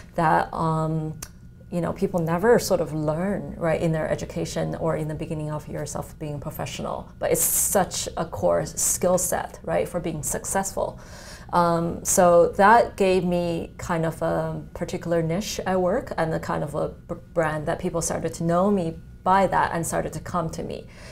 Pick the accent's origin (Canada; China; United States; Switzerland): China; moved away; I come from China where, uh, you know, calligraphy and painting, etc. That's sort of part of the culture